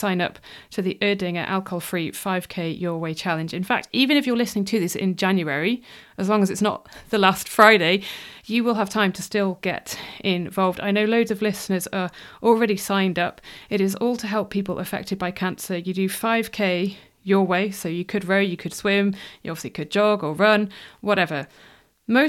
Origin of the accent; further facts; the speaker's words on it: near Wrexham, Wales, United Kingdom; also born or lived in Cardiff; I grew up in Wales. I lived in Wales until I was 18.